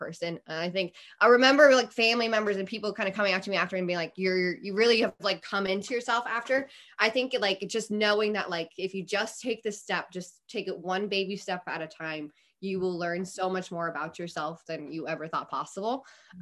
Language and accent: English; Cleveland, Ohio, United States; moved away; also born or lived in San Diego; I love my hometown. It's great, but like, I'm not connected to Cleveland